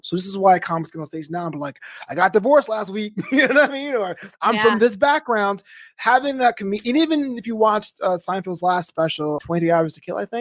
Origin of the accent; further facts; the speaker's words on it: New York, United States; I'm from New York, so my local federation was WWF at the time